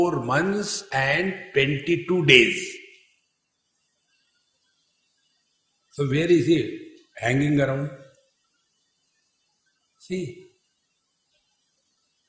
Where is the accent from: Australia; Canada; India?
India; we are Indians.